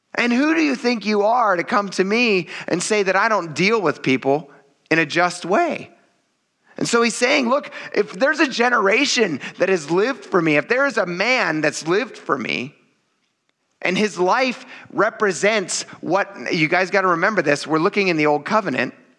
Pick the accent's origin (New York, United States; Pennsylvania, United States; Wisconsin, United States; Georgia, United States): Pennsylvania, United States; being from Pennsylvania